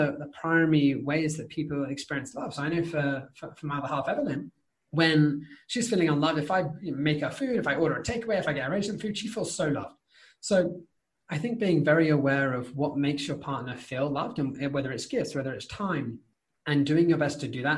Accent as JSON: {"language": "English", "country": "United Kingdom", "said": "as a British person, right, it is polite to finish everything on your plate because we're British"}